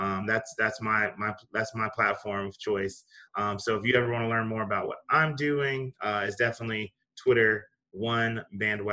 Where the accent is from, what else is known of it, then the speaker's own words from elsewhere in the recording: New York, United States; moved away; also born or lived in South Carolina; I was born in New York